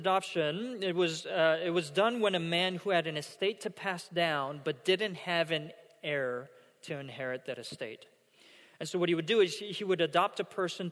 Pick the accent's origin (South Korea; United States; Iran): South Korea; first language Korean; English is a second language; moved away; I attended a middle school growing up in South Korea. And it was an international school that was built for, you know, foreign dignitaries and, you know, missionaries and the like and expats